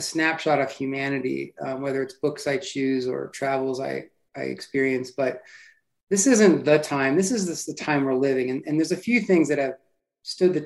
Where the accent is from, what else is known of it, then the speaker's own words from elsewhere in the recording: New Jersey, United States; I grew up in New Jersey